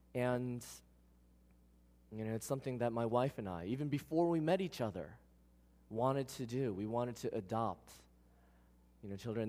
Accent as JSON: {"language": "English", "town": "New York City", "region": "New York", "country": "United States", "tie": "born or raised there", "said": "I was born in Queens"}